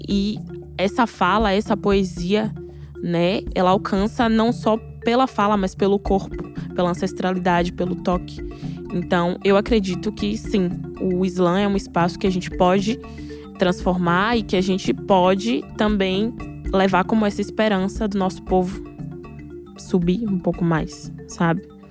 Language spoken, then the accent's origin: Portuguese; Salvador, Bahia, Brazil; Eu venho da Bahia, eu venho de Salvador, eu venho de Cajazeiras